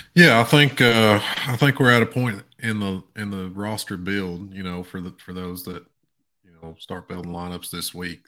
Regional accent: East Tennessee, United States; my hometown, a tiny little town in East Tennessee

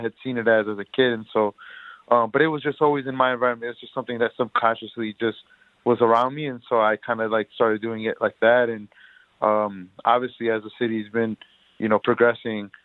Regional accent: Detroit, Michigan, United States; I grew up in Detroit my whole life

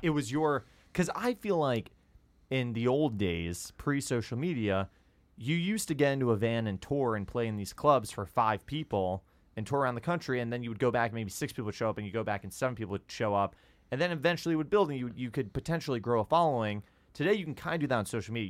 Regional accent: Westchester, New York, United States; I grew up just outside New York

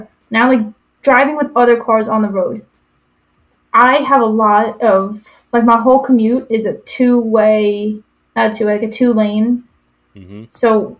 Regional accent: New York, United States; now in Vermont, United States; I'm the asshole from New York weaving through everybody.

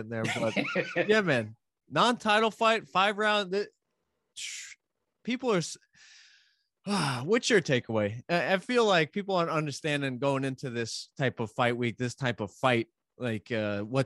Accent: New York, United States

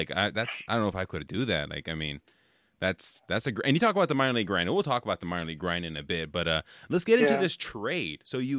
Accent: Bay Area, California, United States; now in Midwest, United States; I'm from the Bay Area in California originally, so like we have a ton of good seafood

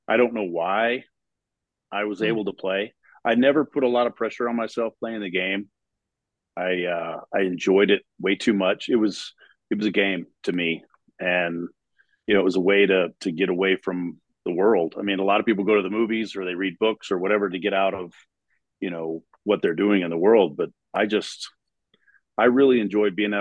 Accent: Texas, United States; moved away; I came from Texas

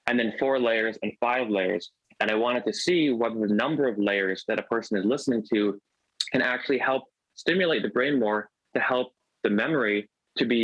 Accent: South Florida, United States; grew up in South Florida

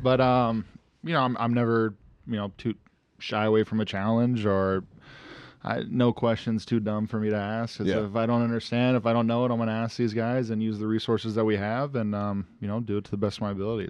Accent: California, United States; And I'm coming from Southern California, fresh off the plane.

